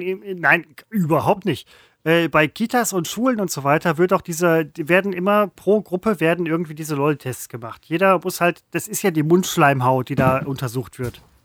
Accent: Velbert, North Rhine-Westphalia, Germany; ich komme aus Felber

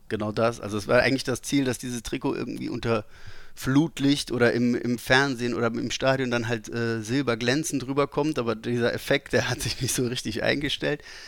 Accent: Saarland, Germany; als äh, gebürtiger Saarländer

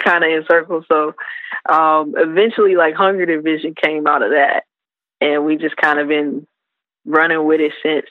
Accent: South Carolina, United States; I'm from South Carolina originally

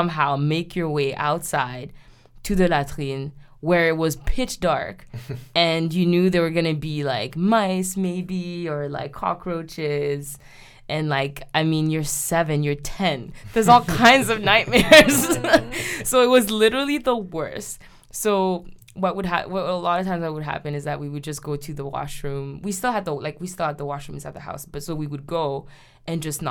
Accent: Haiti; moved away; I was growing up in Haiti

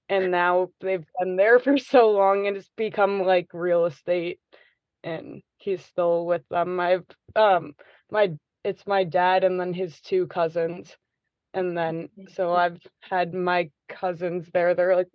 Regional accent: Antigua Guatemala, Sacatepéquez, Guatemala; So I grew up in Antigua, which is like the biggest touristy town that everyone kind of goes to. And as far as my parents, they moved there 27 years ago.

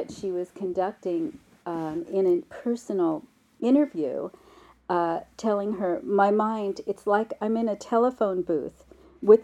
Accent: New York City, New York, United States; accent: New York; I grew up in New York in the 60s

